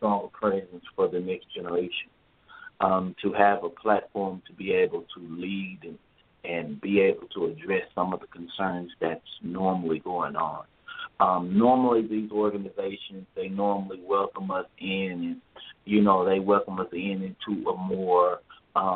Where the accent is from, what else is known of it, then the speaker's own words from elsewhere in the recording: Dallas, Texas, United States; I grew up in Oak Cliff, Texas